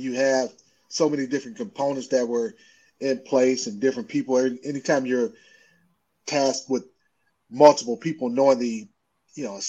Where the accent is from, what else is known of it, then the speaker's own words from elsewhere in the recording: Cleveland, Ohio, United States; I'm from Cleveland